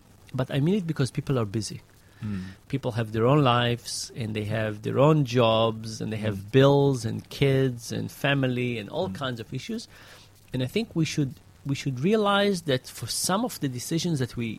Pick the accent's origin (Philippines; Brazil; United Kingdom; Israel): Israel; moved away; when I grew up in Israel, there was just one high school.